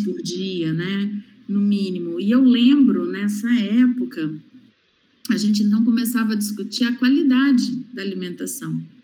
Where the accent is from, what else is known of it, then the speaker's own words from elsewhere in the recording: interior of Rio de Janeiro state, Brazil; não sou periférica, mas sou interiorana no interior do estado do Rio de Janeiro